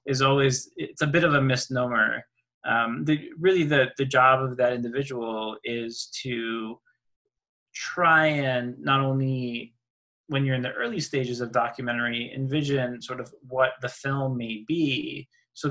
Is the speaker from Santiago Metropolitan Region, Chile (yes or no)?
no; Easter Island, Valparaíso, Chile; now in Minneapolis, United States; I was born on Rapa Nui, Easter Island